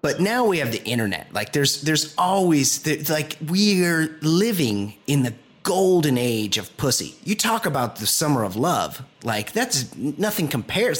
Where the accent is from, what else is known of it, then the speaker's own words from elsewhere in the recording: Costa Mesa, California, United States; I'm from Costa Mesa